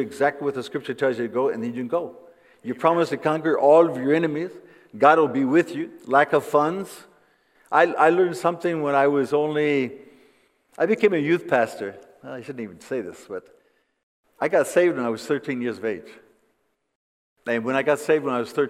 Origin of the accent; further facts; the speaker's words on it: Flint, Michigan, United States; moved away as an adult; now in Costa Rica; I was born in Flint, Michigan.